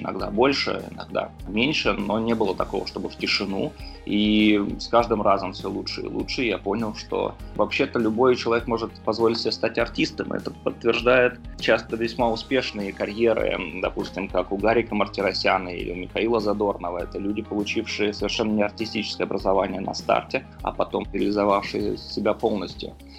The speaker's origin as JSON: {"language": "Russian", "region": "Moscow", "country": "Russia", "said": "я сам из Южного Бутова"}